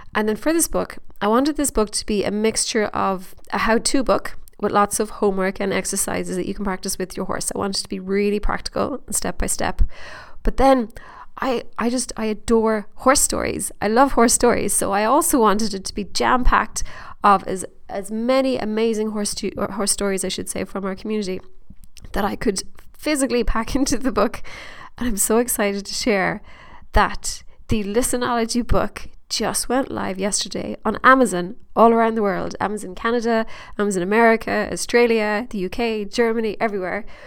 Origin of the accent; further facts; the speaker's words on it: Ireland; accent: Irish; my Irish accent